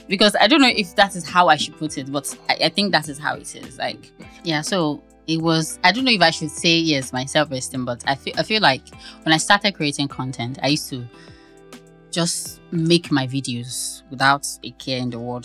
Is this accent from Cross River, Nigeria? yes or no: no; Ibadan, Oyo, Nigeria; I'm from Ibadan now.